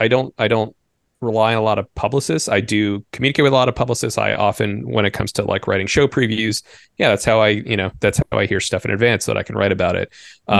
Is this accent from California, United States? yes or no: no; Bethesda, Maryland, United States; now in Chicago, United States; I grew up in the suburbs of DC. I grew up in Bethesda, Maryland, which is just over right the border.